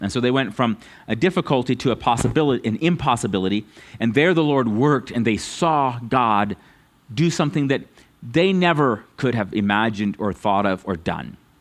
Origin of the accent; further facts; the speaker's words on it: United States; us as American Christians